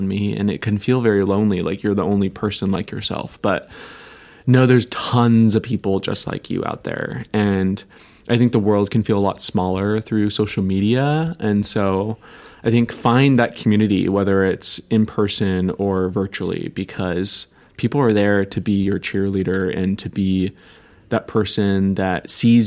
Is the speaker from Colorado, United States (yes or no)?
no; Seattle, Washington, United States; I grew up in the Seattle, Washington area